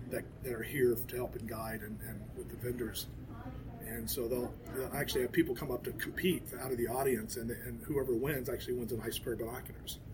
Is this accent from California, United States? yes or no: no; Rio Grande Valley, Texas, United States; moved away; it's my hometown, and I, I, I come back here and I can kind of show off my hometown, my home area